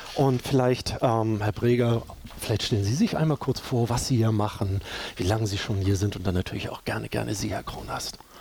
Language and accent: German; Hamburg, Germany; bei uns in Hamburg